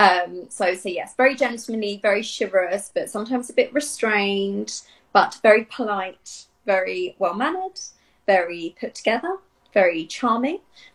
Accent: Italy; also born or lived in Dublin / Barcelona; I grew up in Italy, and like you said, I've lived in Dublin, Rome, Barcelona, kind of everywhere.

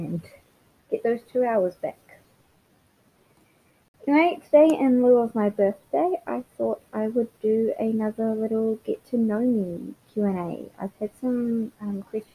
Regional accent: Palmerston North, Manawatū-Whanganui, New Zealand; also born or lived in Redlands, Queensland, Australia; now in Brisbane, Australia; I was born in Palmerston North, New Zealand, but I currently live in Brisbane, Queensland, Australia

